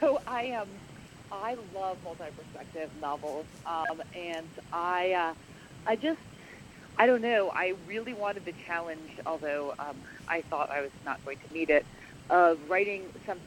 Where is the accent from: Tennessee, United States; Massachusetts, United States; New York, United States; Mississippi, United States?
New York, United States; growing up in New York